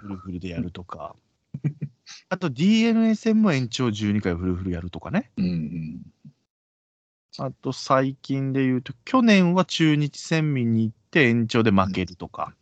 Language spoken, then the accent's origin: Japanese; Kagoshima, Japan; 鹿児島です